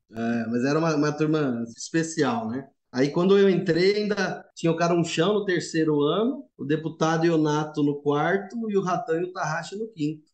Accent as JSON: {"language": "Portuguese", "region": "São Paulo", "country": "Brazil", "said": "Sou paulista, paulistano e São Paulino, vim da capital"}